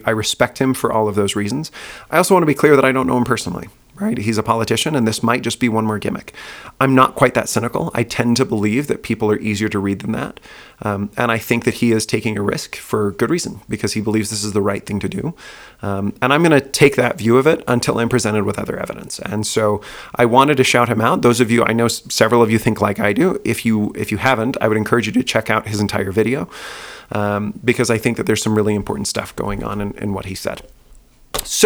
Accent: Utah, United States; moved away as an adult; also born or lived in Houston, Texas; I grew up in Utah. I lived there most of my life.

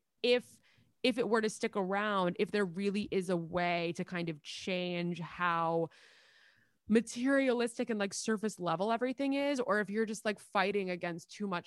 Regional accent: New York, United States; accent: New York; my New York accent

